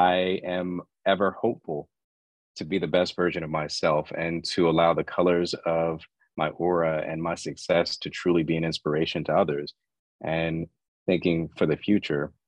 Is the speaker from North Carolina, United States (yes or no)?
yes; Asheville, North Carolina, United States; I was born and raised in Asheville, North Carolina